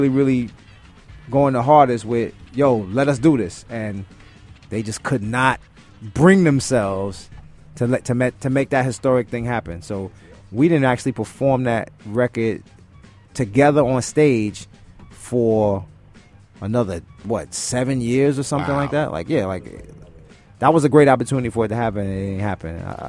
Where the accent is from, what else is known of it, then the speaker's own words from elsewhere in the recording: New York City, New York, United States; being from Brooklyn